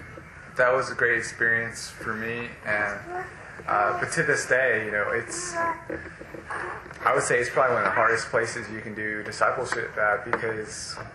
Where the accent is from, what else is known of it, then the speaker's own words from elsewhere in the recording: United States; I'm half Chinese, but I was born in America, raised in American culture, although I had significant influence from my mother in understanding Chinese culture.